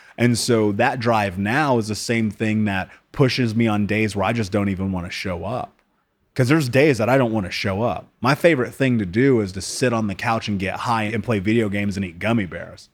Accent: United States; I grew up in America

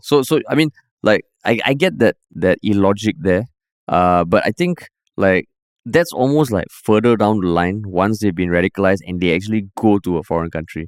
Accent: Singapore; also born or lived in United States; I'm coming from Singapore

